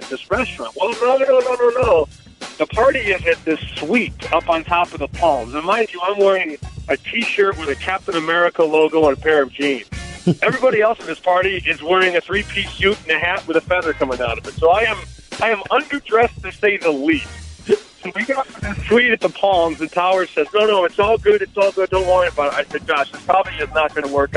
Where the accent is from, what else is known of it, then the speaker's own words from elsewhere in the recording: Chicago, Illinois, United States; I'm from Chicago